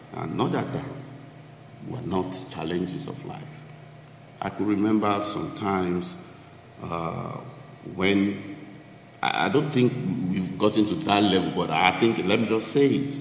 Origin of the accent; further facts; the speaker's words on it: Lagos, Nigeria; moved away as an adult; also born or lived in Abeokuta; now in United States; I grew up in Lagos, Nigeria